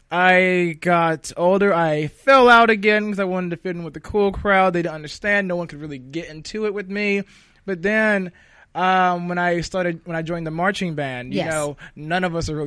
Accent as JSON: {"language": "English", "region": "North Carolina", "country": "United States", "tie": "born or raised there", "said": "I grew up in North Carolina, so in a very small town in the South"}